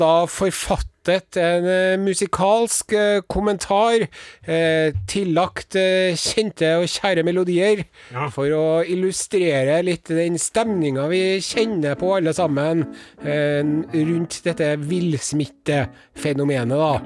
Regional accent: Southern Norway, Norway; oss søringene

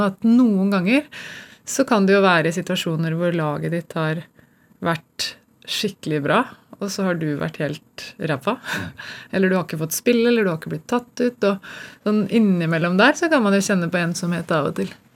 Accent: Gjøvik, Innlandet, Norway; moved away as an adult; also born or lived in Denmark; det var ikke noen synlige rollemodeller i, i den byen jeg vokste opp

